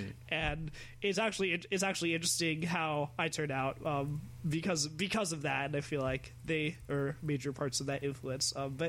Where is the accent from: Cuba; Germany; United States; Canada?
United States; California; now in Arizona, United States; so my best friends when I was smaller are all white, and I moved from California to Arizona, and still always, literally always, the token black guy.